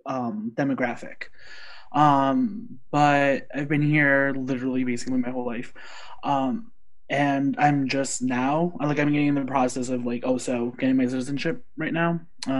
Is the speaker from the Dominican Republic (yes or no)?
no; Colombia; now in United States; I'm like totally like proud of being Colombian, and like I love my country, even though I basically am American